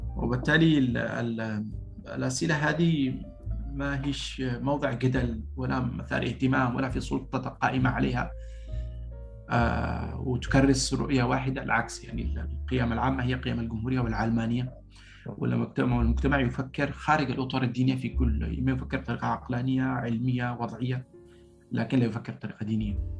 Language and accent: Arabic; Sanaa, Amanat Al Asimah, Yemen; moved away as an adult; also born or lived in Paris, France; now in France; انا جاي من صنعاء